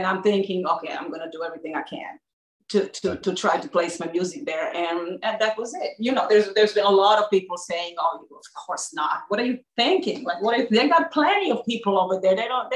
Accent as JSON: {"language": "English", "town": "Belgrade", "country": "Serbia", "tie": "born or raised there", "moved": "yes", "said": "I grew up in Serbia and Belgrade, and my home was just like this"}